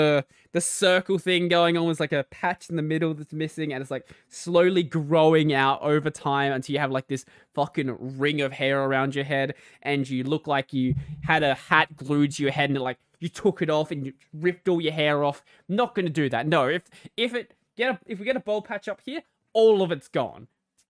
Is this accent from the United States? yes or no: no; Australia; accent: Australian; My accent is kind of a mess, because I, like, grew up in rural Australia and in the suburbs, like, half my life. So my accent is, like, this mash between the two, and it's, like, somewhere in the middle.